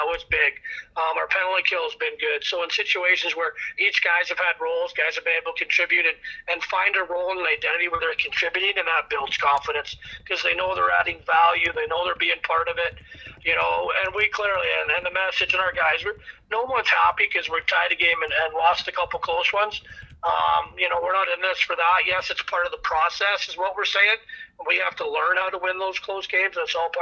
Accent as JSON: {"language": "English", "region": "British Columbia", "country": "Canada", "moved": "yes", "said": "We're both from British Columbia."}